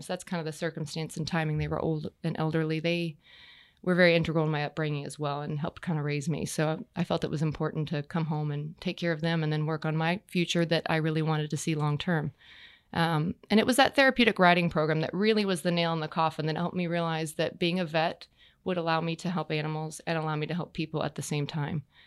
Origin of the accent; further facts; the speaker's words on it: Texas, United States; moved away as an adult; now in Wellington, Florida, United States; I grew up in Texas